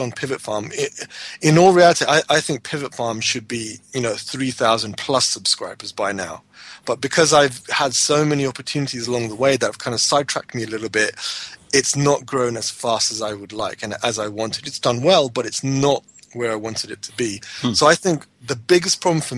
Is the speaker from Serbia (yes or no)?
no; United Kingdom; I was born in the UK